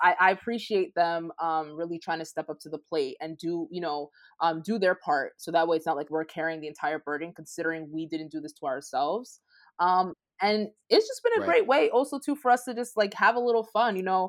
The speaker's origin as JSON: {"language": "English", "country": "Nigeria", "said": "As African. I'm Nigerian and we say Koro."}